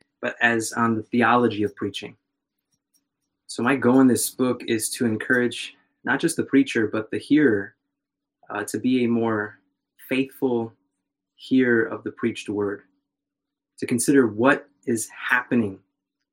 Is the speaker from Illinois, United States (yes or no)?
yes; Chicago, Illinois, United States; moved away as an adult; now in Fort Worth, United States; I was born and raised in Chicago